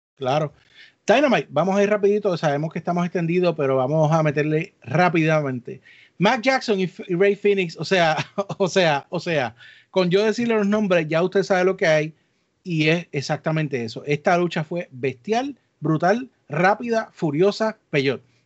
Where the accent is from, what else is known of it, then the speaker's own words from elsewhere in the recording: Puerto Rico; los que nos criamos en Puerto Rico